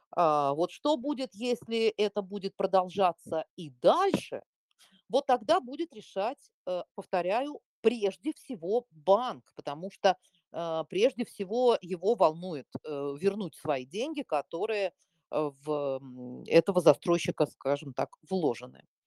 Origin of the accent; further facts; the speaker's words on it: Moscow, Russia; я москвичка коренная